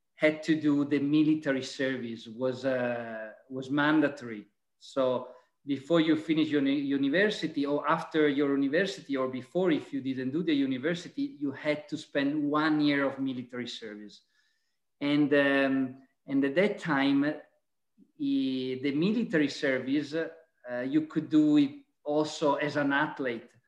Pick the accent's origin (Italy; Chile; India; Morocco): Italy; Venice area, Veneto; also born or lived in Vicenza; I'm Italian. I'm from the Venice area